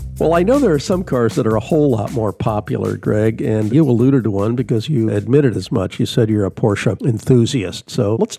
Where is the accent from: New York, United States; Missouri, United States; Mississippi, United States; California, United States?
California, United States; Southern; growing up in Southern California